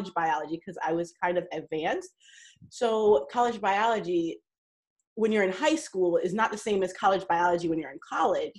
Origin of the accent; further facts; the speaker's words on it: New York, United States; I grew up in New York